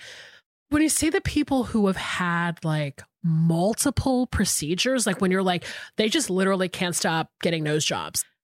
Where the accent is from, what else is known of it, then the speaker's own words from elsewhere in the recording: Atlanta, Georgia, United States; we grew up in Atlanta together